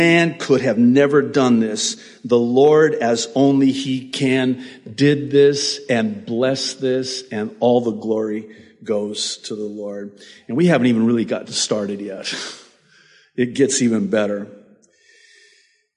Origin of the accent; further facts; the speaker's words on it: Beirut, Beirut Governorate, Lebanon; now in United States; I was born in Beirut, Lebanon